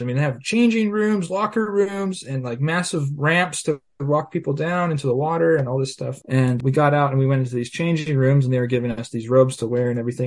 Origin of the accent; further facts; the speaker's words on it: California, United States; I grew up here in California in a small town on a farm.